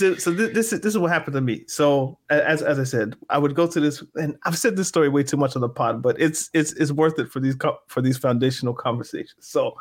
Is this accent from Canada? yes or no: yes; Canada; But as a Canadian, I was like, of course, I'm a Toronto fan.